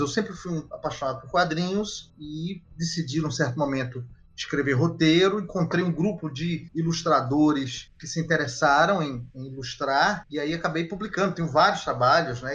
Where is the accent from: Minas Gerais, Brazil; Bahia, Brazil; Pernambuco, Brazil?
Pernambuco, Brazil; Recife